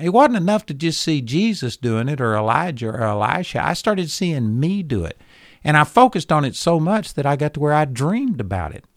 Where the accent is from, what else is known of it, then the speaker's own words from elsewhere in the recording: Texas, United States; I was a hick from Texas